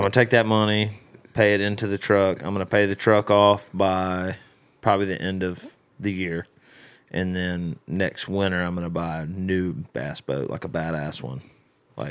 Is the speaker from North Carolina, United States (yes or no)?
no; Birmingham, Alabama, United States; moved away; now I love my hometown